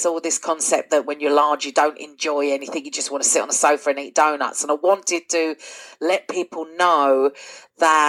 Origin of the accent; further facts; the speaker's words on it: London, United Kingdom; also born or lived in Essex; now in North Lanarkshire, United Kingdom; I am from London originally and then moved to Essex